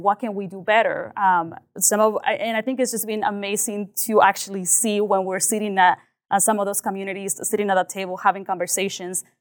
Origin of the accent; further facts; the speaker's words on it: Liberal, Kansas, United States; also born or lived in Mexico; I came specifically to Louisville, Kansas